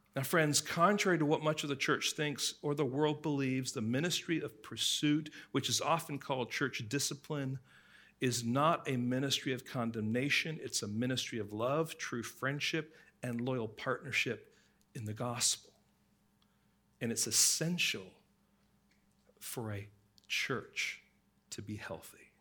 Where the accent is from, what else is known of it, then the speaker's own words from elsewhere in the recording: England, United Kingdom; growing up in England